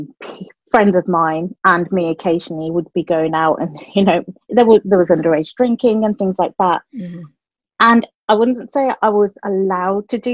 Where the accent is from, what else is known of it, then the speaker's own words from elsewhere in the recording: Dudley, West Midlands, United Kingdom; also born or lived in London; I was brought up in a little town called Dudley in the West Midlands in the UK, and that is actually where I currently live